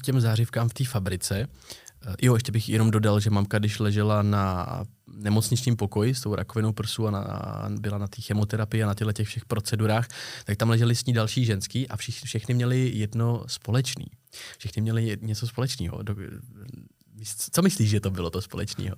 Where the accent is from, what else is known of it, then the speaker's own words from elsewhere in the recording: Prague, Czechia; My jsme oba z Prahy, oba žijeme v centru Prahy víceméně